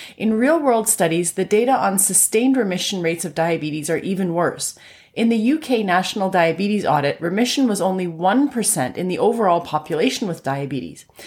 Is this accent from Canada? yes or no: yes; Canada; I'm a Canadian physician